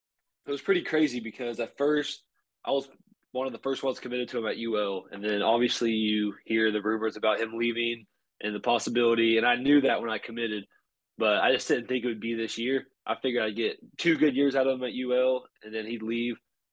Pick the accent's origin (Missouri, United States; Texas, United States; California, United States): Texas, United States; I'm from Texas.